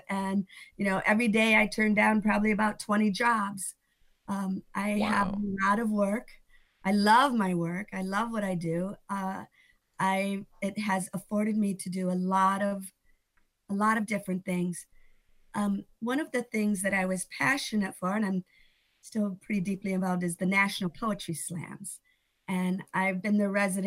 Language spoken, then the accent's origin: English; Northern New York, United States; moved away; also born or lived in California; I was born in Northern New York